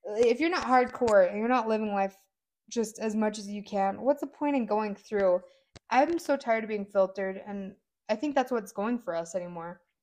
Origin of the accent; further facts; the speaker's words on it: Spring Creek, Nevada, United States; I grew up in Spring Creek